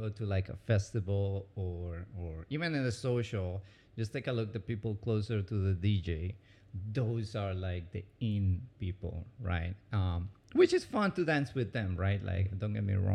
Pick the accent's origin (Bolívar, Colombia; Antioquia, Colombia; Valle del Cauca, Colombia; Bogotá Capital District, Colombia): Antioquia, Colombia; Medellín; English is a second language; moved away as an adult; also born or lived in Orlando, Florida; now in United States; I was born in Medellin, Colombia, one of the most dangerous cities actually in the 90s